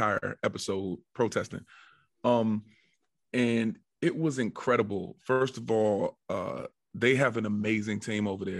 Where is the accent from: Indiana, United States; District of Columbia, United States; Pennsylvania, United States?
District of Columbia, United States; Washington; I'm from the Washington, D.C. metropolitan area.